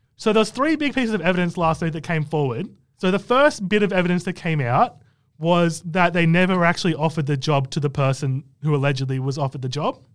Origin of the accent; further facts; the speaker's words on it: Canberra, Australian Capital Territory, Australia; I'm from Canberra